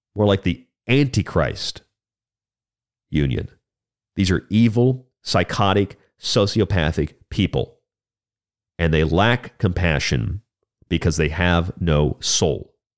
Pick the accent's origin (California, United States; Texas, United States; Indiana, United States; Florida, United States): Florida, United States; my home state of Florida